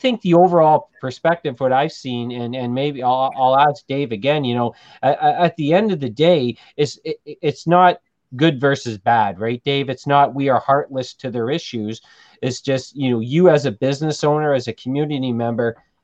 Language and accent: English; Thunder Bay, Ontario, Canada; now in Timmins, Canada; I'm originally from Thunder Bay